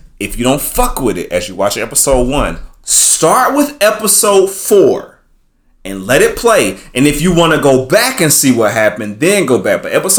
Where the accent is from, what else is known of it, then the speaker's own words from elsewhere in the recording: the South, United States; I'm from the South.